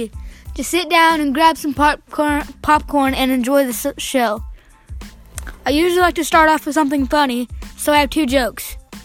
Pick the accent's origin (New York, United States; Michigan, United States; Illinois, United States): Illinois, United States; Southern; I was born in September 2006. I choose not to say the date. But anyways, I'm 12, and I was born in Southern Illinois in a very large town.